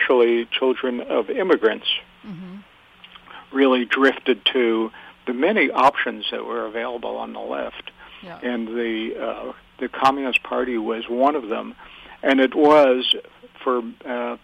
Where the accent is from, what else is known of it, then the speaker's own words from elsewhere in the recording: Yonkers, New York, United States; Well, I grew up in Yonkers, New York, but my parents had lived in the Bronx for many